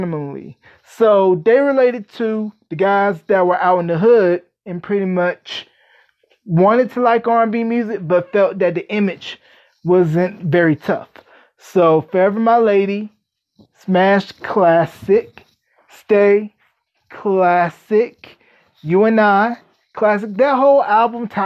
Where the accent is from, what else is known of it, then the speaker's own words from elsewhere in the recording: North Carolina, United States; the great state of North Carolina, my home state.